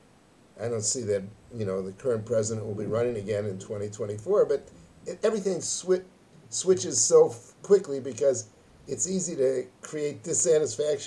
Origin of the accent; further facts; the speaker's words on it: United States; moved away; when I was growing up in America